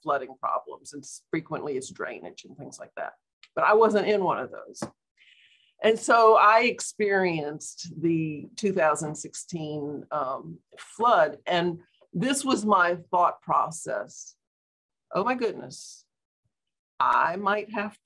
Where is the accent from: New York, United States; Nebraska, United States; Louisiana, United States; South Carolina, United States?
Louisiana, United States; Baton Rouge; also born or lived in New Orleans; I'm a native Louisianan. I was born in New Orleans and raised in Baton Rouge